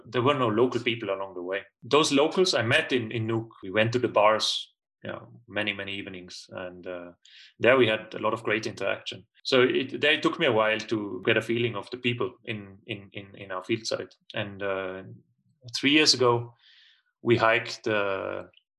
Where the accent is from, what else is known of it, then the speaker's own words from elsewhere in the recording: Tyrol, Austria; moved away as an adult; I'm originally from Tyrol in Austria. I was born there. I lived there the first 18, 19 years of my life. So I grew up in the mountains.